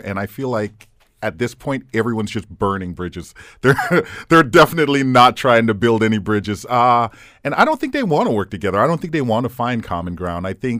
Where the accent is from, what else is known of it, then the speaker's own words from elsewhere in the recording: Fort Lauderdale, Florida, United States; now in Hamilton, Canada; I'm from Fort Lauderdale, Florida.